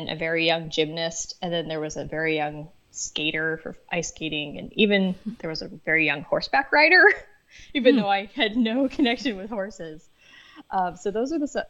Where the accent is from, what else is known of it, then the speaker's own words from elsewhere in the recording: Leavenworth, Kansas, United States; now in Florida, United States; I grew up in Leavenworth, Kansas